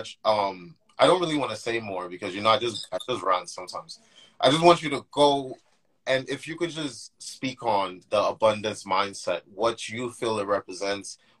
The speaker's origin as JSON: {"language": "English", "country": "Nigeria", "accent": "Nigerian", "said": "I'm Nigerian"}